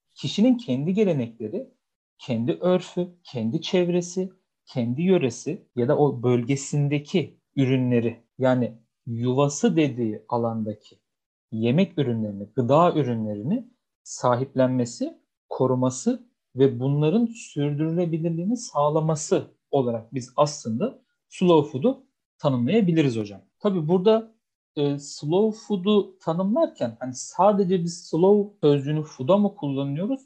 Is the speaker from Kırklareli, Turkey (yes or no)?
no; Beypazarı, Ankara, Turkey; ben Ankara Bey Pazarlıyım